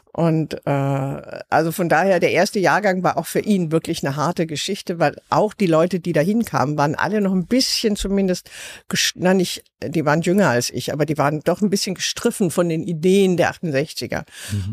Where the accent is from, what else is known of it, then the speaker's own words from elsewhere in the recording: Southern Germany, Germany; ich komme aus Süddeutschland.